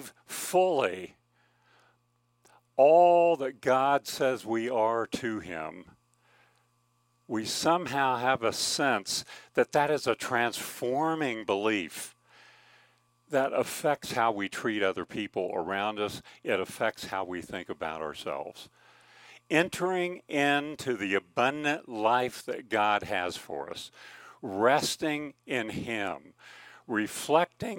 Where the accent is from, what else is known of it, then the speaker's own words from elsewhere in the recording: Kansas, United States; moved away as an adult; also born or lived in California; I grew up in Kansas